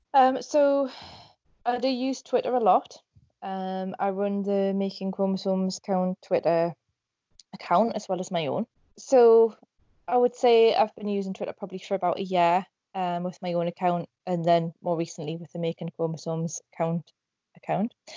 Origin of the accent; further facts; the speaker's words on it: Northumberland, North East England, United Kingdom; I'm from Northumberland in England.